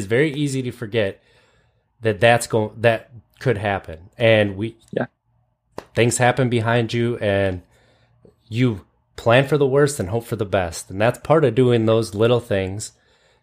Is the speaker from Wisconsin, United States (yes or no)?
yes; Kewaunee, Wisconsin, United States; I grew up in Kewaunee, which is just east of there, like Green Bay area